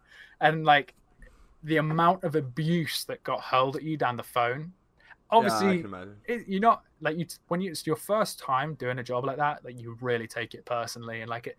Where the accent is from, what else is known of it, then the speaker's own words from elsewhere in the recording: Scotland, United Kingdom; I'm Scottish.